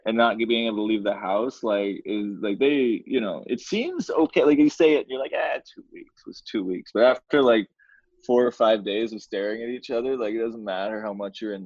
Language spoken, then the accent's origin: English; Markham, Ontario, Canada; born or raised there; also born or lived in Hamilton, Ontario